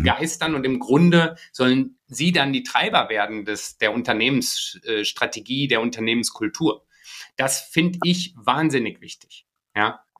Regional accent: Iserlohn, North Rhine-Westphalia, Germany; also born or lived in Japan; meiner Heimat, also ich komme aus dem Sauerland, aus Iserlohn

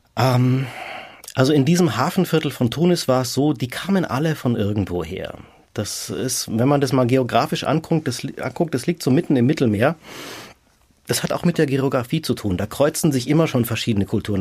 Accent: Munich, Bavaria, Germany; also born or lived in Rome; Also ich habe meine Heimatstadt verlassen, bin aus München nach Rom

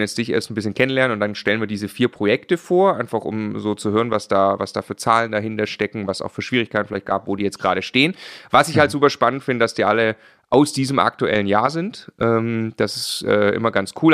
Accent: Baden-Württemberg, Germany; als Schwabe

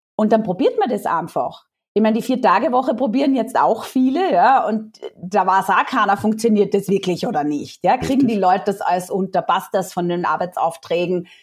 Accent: Austria; accent: Austrian dialect; also born or lived in Vienna; Also vielleicht hört man es nachher auch an meinem ähm, Dialekt ein bisschen. Ich bin Österreicherin, ich lebe in Wien

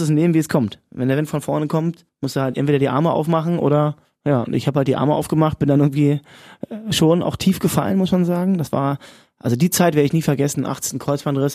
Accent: Cottbus, Brandenburg, Germany; moved away; also born or lived in Berlin; weil ich wieder zu Hause bin, nochmal eine zweite Hymne für, für meine Heimat geschrieben, für mein, meinen Lieblingsclub Energie Cottbus

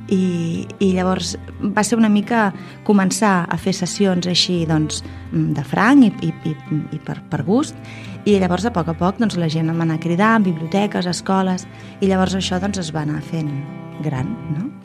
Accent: Tarragona, Catalonia, Spain; soc de Tarragona

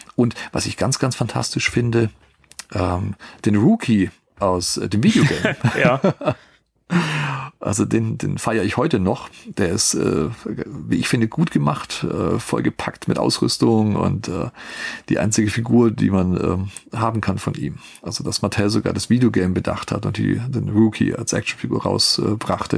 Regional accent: Germany; wir als Deutsche

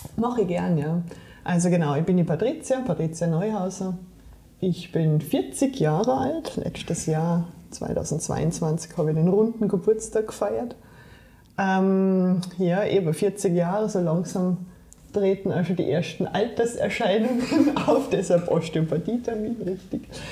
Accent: Saarland, Germany; moved away; Ich bin im Saarland aufgewachsen, bin im Saarland geboren

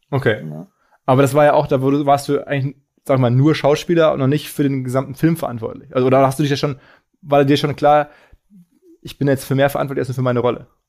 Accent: Germany; als Deutscher

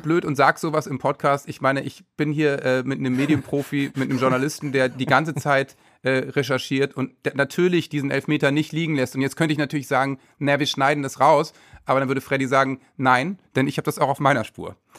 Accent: Worpswede, Lower Saxony, Germany; Ich bin auch so aufgewachsen im Wald mit selbst Baumhaus bauen und so, Wobswede

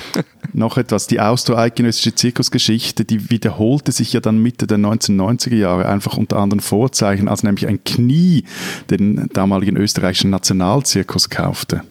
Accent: Switzerland; Bei uns in der Schweiz

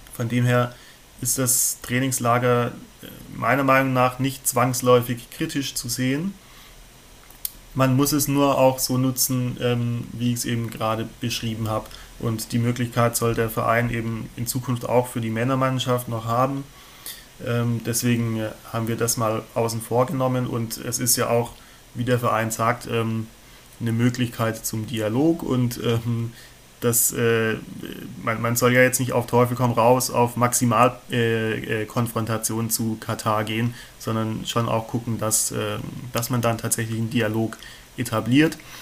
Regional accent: near Stuttgart, Baden-Württemberg, Germany; moved away as an adult; now in Mainz, Germany; ich komme aber ursprünglich aus der Nähe von Stuttgart. Ich glaub, das hört man manchmal auch ein bisschen

